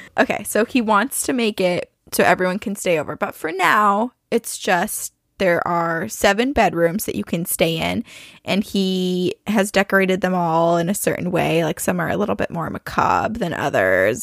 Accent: Burlington, Vermont, United States; I'm from Burlington, Vermont

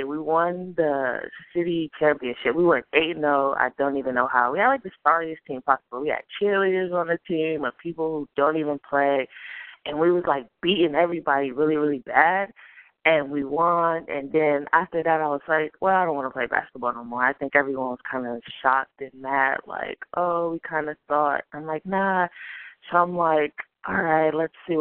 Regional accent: Akron, Ohio, United States; I'm from Akron, Ohio.

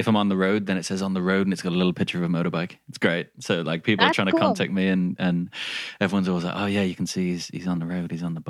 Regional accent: England, United Kingdom; accent: Midlands English crossed with a little Australian; My accent isn't standard English. It's like Midlands English crossed with like a little bit of Australian and like something weird in there as well.

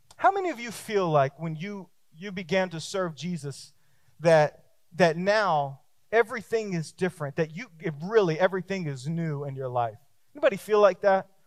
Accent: Texas, United States; me too, me too, me too

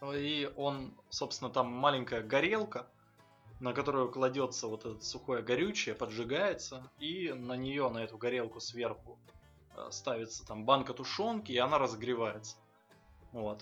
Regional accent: Donetsk, Donetsk Oblast, Ukraine; moved away; я э, родом из Донецка

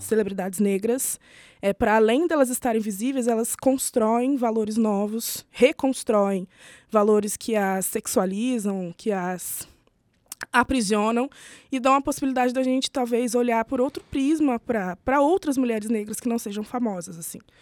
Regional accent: Itajubá, Minas Gerais, Brazil; Eu sou do sul de Minas, hum. é ali pela região de Itajubá, que é de onde eu venho

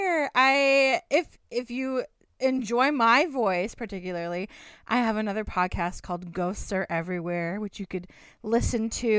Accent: Hamilton, Ontario, Canada; born and raised in Hamilton, Ontario

